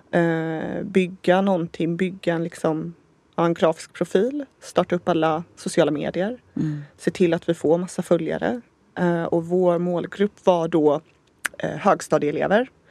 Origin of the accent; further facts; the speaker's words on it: Gothenburg, Västra Götaland, Sweden; also born or lived in San Diego, United States; Vi är ju båda från Göteborg